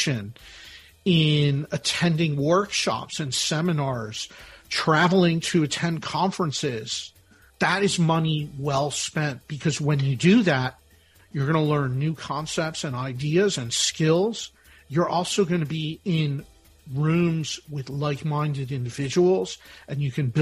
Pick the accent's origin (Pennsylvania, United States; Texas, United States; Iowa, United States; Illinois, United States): Pennsylvania, United States; Philadelphia; I'm from Philadelphia, the birthplace of our nation